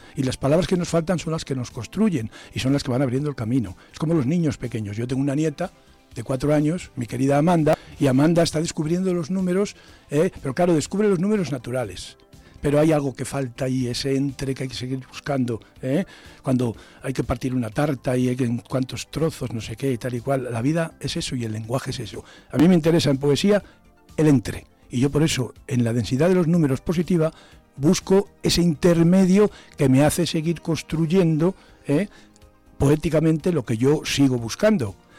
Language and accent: Spanish; Zamora, Castile and León, Spain; Yo soy hijo de pescadera del mercado de abastos y me he criado en el mercado de abastos